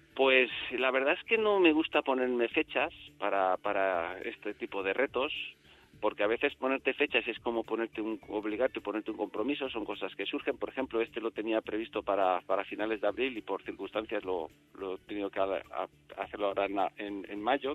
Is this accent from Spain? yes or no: yes; Enguera, Valencian Community, Spain; mi población, yo soy de Enguera